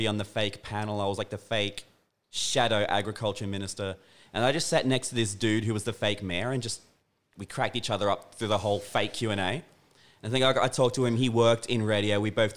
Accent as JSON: {"language": "English", "town": "Pittsworth", "region": "Queensland", "country": "Australia", "tie": "born or raised there", "moved": "yes", "lives_now": "Toowoomba, Australia", "said": "I grew up in a small country town"}